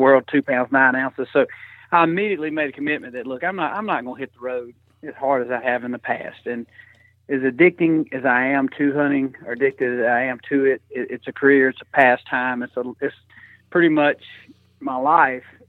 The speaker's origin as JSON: {"language": "English", "region": "Georgia", "country": "United States", "tie": "born or raised there", "said": "I grew up in Georgia, you know, hunting and fishing"}